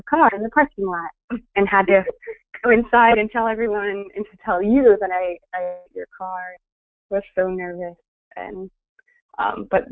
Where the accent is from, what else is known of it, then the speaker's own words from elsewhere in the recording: St. Louis, Missouri, United States; my hometown, St. Louis, Missouri